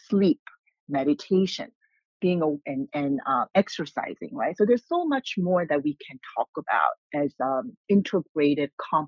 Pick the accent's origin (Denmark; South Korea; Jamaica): South Korea; English is a second language; I grew up being exposed as a child to acupuncture and herbal tonics growing up in Korea.